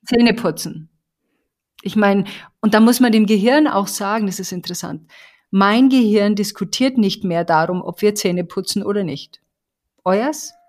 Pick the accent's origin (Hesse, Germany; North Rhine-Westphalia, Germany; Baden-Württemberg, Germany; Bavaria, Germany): Bavaria, Germany; ich komme aus Bayern